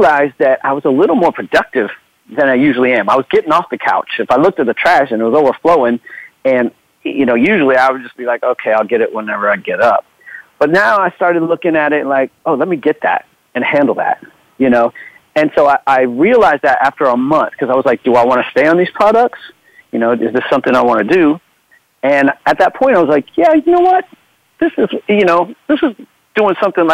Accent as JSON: {"language": "English", "region": "Florida", "country": "United States", "also_born_or_lived": "Los Angeles / Germany", "moved": "yes", "said": "I'm from Florida, lived in L.A."}